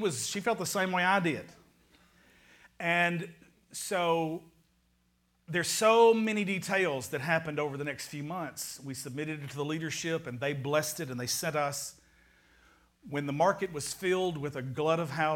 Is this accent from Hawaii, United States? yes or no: yes; Hawaii, United States; born or raised there; moved away